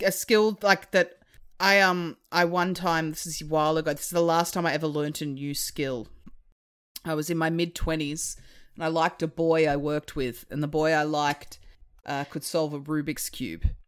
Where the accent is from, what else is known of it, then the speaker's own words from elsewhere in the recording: Hobart, Tasmania, Australia; moved away; I'm from Hobart originally